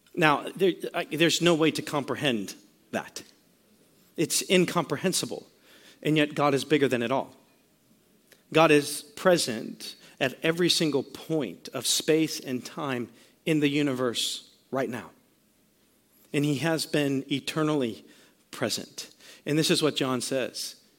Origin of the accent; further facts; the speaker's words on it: Sarasota, Florida, United States; also born or lived in Virginia; Kelsey and I were both born right here in Sarasota, right actually at Sarasota Memorial Hospital